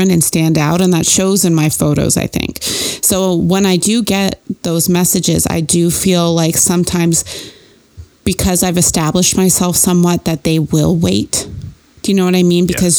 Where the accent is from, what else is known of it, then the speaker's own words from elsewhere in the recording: Canada; moved away; when I moved down here, like, I'm from Canada. I didn't know anybody down here